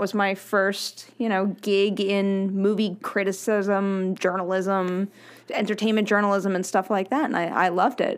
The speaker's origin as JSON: {"language": "English", "town": "Roslyn", "region": "New York", "country": "United States", "tie": "born or raised there", "also_born_or_lived": "Manhattan, New York", "said": "I grew up on Long Island, I went to school in Manhattan"}